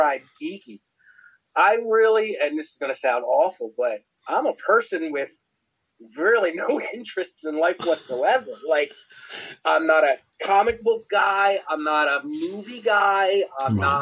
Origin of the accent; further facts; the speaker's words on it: Philadelphia, Pennsylvania, United States; moved away as an adult; also born or lived in the South (US); what I grew up with in Philadelphia